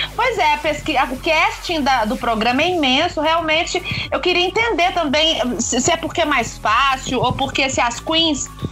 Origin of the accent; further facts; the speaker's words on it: Brazil; o nosso jeitinho brasileiro